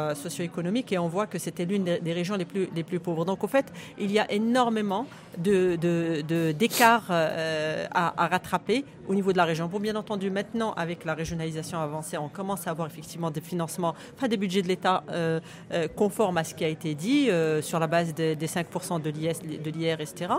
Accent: Guelmim-Oued Noun, Morocco; J'appartiens à ma région natale

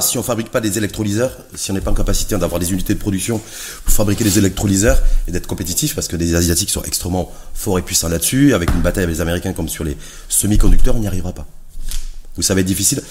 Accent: Morocco; chez nous, au Maroc

